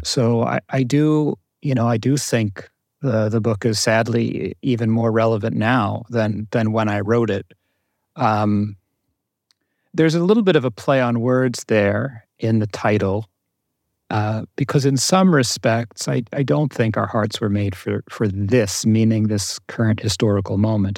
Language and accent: English; New Jersey, United States; I grew up in Jersey, in North Jersey, um, middle class family